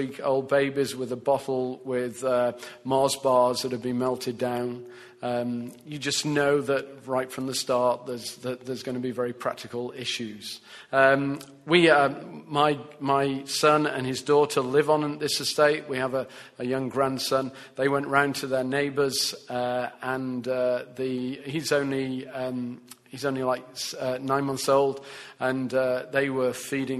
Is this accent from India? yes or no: no; England, United Kingdom; I'm English